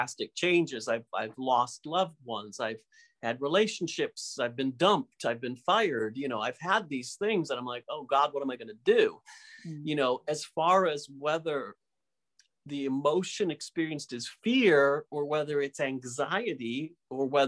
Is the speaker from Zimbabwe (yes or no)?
no; Michigan, United States; where I grew up in Michigan